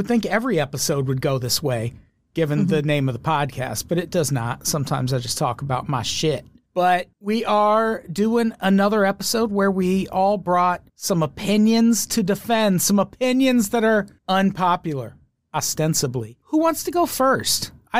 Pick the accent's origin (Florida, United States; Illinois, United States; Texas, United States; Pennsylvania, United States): Illinois, United States; born or raised there